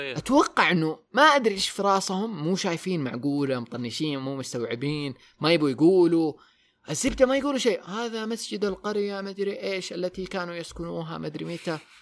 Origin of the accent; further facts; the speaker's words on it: Taif, Makkah Province, Saudi Arabia; moved away; also born or lived in Jeddah; انا ومحباتي من الطائف م. تركنا الطائف ورحنا جده فتره